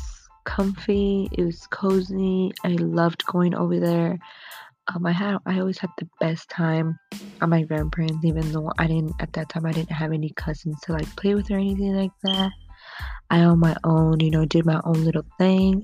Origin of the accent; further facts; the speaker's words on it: United States; my parents were born in Guanajuato, Mexico, when my mother was about, I believe, 6 months pregnant. She came to the United States so I could be born over here